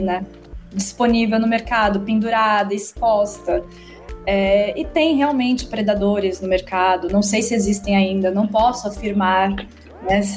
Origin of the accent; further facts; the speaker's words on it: Atibaia, São Paulo, Brazil; Eu sou de Atibaia